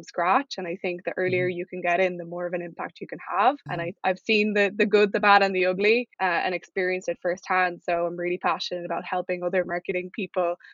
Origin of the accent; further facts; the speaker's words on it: Ireland; moved away as an adult; also born or lived in United States; I'm originally from Ireland. It's where I went to uni and grew up.